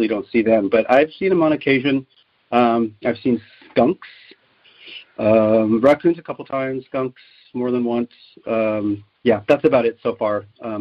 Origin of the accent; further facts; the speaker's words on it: Aptos, California, United States; I grew up in Santa Cruz County, specifically in Aptos.